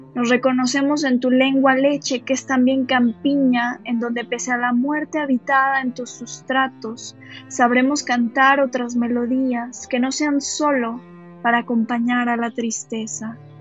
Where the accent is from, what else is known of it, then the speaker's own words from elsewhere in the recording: Mexico; also born or lived in Barcelona, Spain; ya en México he vivido desde, que tengo uso de razón, desde que tengo memoria y es, es por eso que yo me considero mexicana, porque es, es este el país en el que he crecido